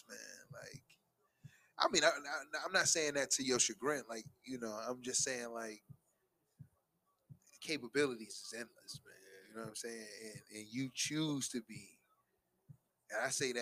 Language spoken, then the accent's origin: English; Buffalo, New York, United States